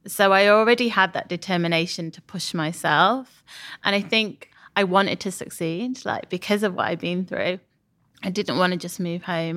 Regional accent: Sheffield, Yorkshire and the Humber, United Kingdom; moved away as an adult; also born or lived in Leeds; now in London, United Kingdom; I'm from Sheffield

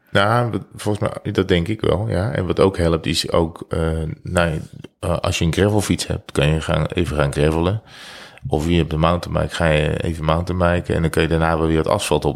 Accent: North Brabant, Netherlands; we komen uit Brabant.

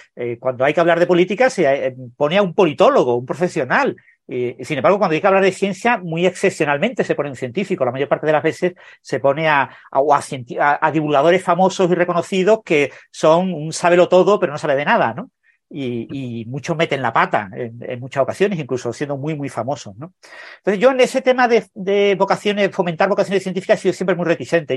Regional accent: Mijas, Andalusia, Spain; moved away as an adult; also born or lived in Madrid; yo nací en Mijas, es un pueblo pequeño de la costa eh, sur de, de Málaga

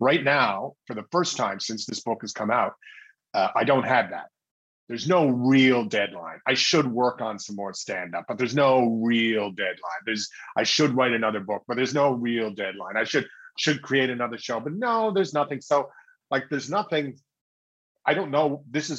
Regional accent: St. John's, Newfoundland and Labrador, Canada; Well, I'm of course going to say St. John's, Newfoundland.

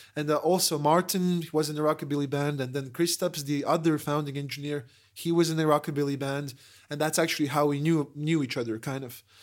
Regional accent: Latvia; We're tourists from Latvia

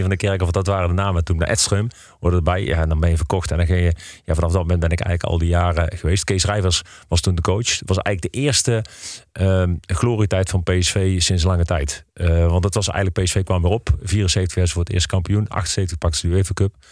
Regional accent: Eindhoven, North Brabant, Netherlands; also born or lived in Nijmegen / Heerlen; now in Breda, Netherlands; Ik ben geboren en getogen in Eindhoven

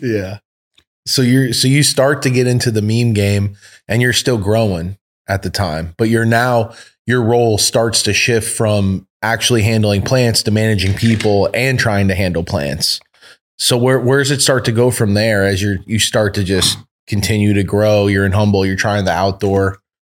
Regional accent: East Coast, United States; moved away; we're from the East Coast originally

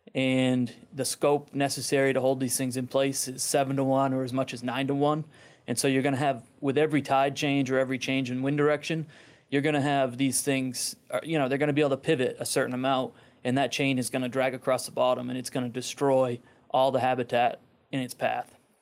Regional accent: Friendship, Maine, United States; I'm from Friendship, Maine

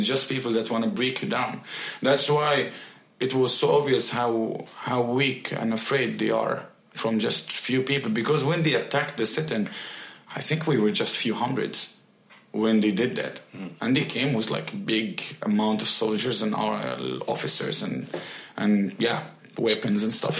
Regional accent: Mansoura, Dakahlia, Egypt; moved away as an adult; now in Sweden; Born and raised in Egypt. Yes, exactly. Okay. In Mansoura city.

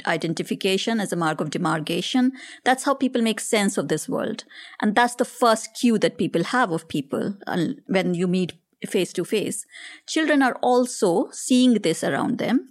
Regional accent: India; moved away as an adult; growing up in India

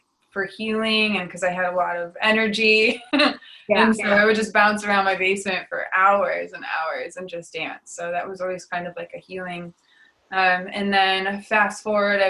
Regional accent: Detroit, Michigan, United States; I was raised in Detroit

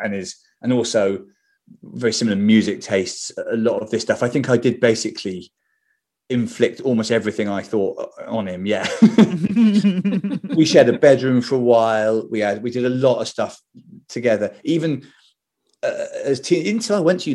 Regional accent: Bristol, South West England, United Kingdom; Growing up in Bristol, a lot of the family was Welsh.

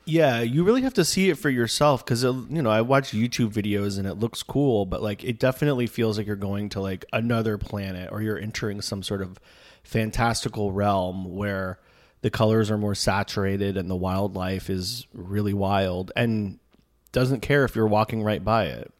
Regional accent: Florida, United States; we're from Florida

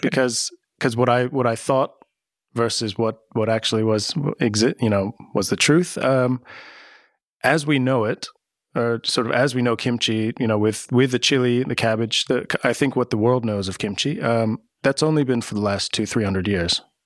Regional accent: United States; moved away as an adult; now in Amsterdam, Netherlands; I grew up in America

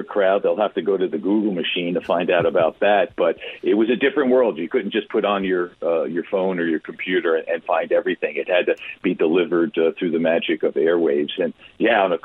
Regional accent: New York City, suburban New Jersey, United States; we moved from New York City to suburban New Jersey

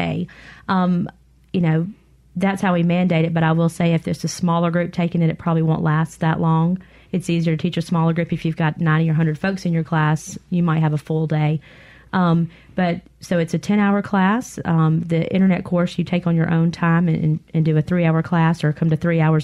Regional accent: the Mississippi Delta, United States; I grew up in the Delta

